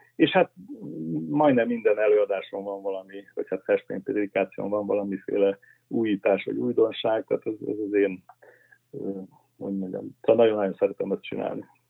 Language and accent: Hungarian; Pécs, Baranya, Hungary; Pécsen, ahol én felnőttem